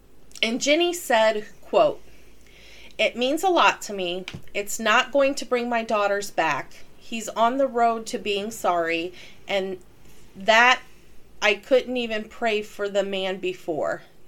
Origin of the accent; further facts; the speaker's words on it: Metro East, Illinois, United States; growing up in the Metro East